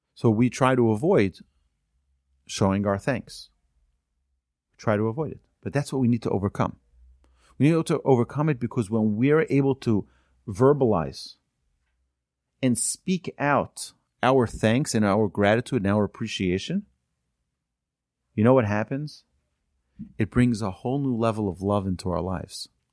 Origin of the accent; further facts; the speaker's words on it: United States; also born or lived in Houston, Texas; our community where we grew up in Muncie